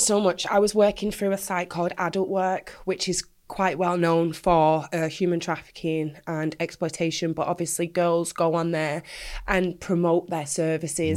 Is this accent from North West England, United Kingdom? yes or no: yes; Manchester, North West England, United Kingdom; I was born in Manchester, proud Mancunian all the way